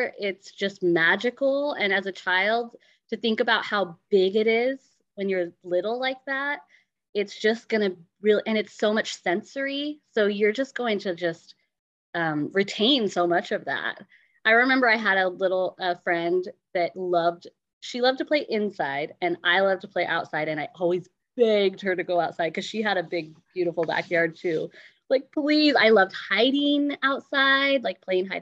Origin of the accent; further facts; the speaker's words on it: Eugene, Oregon, United States; I grew up in Eugene